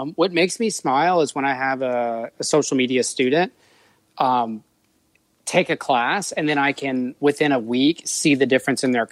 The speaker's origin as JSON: {"language": "English", "town": "New Orleans", "region": "Louisiana", "country": "United States", "said": "I'm from New Orleans."}